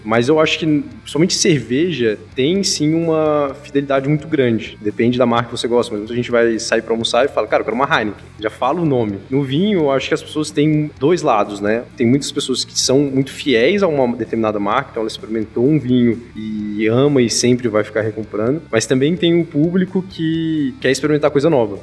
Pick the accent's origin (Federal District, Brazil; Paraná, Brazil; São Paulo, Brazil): Federal District, Brazil; Brasília; Sou nascido em Brasília